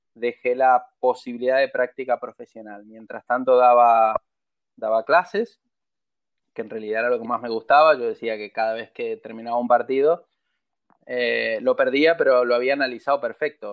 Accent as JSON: {"language": "Spanish", "country": "Argentina", "said": "Son 30 años y soy argentino"}